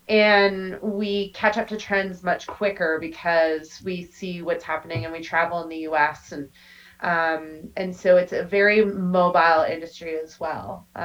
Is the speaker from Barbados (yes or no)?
no; Canada; I mean, we're Canadian, eh?